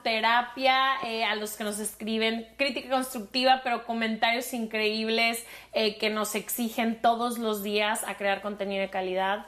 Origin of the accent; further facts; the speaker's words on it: Mexico; soy de México